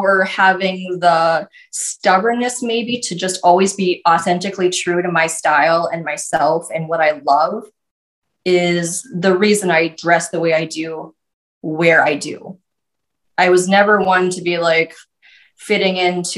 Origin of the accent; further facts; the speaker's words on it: North Dakota, United States; I'm from North Dakota. We dress a certain way